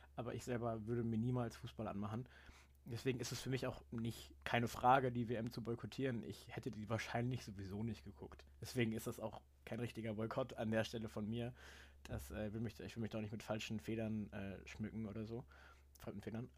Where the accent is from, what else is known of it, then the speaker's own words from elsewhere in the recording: Germany; als Deutscher